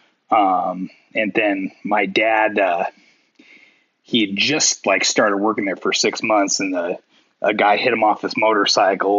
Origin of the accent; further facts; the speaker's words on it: Issaquah, Washington, United States; also born or lived in Hobart, Washington; I was born in Issaquah, Washington, but kind of like I lived kind of on the outskirts and kind of closer to a place called Hobart, which is more out in the sticks